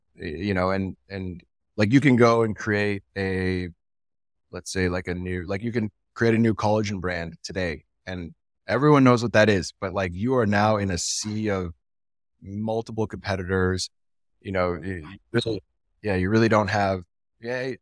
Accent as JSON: {"language": "English", "country": "Canada", "said": "I'm from Canada"}